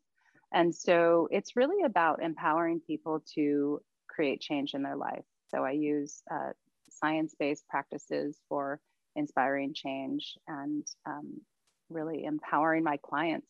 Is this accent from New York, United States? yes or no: no; Maui, Makawao, Hawaii, United States; growing up on Maui, especially where I grew up, which was upcountry, the town of Mukwau